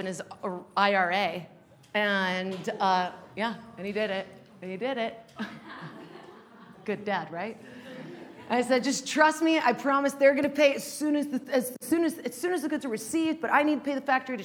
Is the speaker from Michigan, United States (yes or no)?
no; Salt Lake City, Utah, United States; moved away as an adult; also born or lived in Los Angeles; I was born and raised in Salt Lake